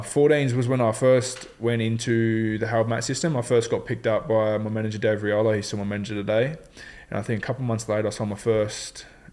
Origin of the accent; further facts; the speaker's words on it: Dapto, New South Wales, Australia; I was raised in Dapto, grew up in Dapto.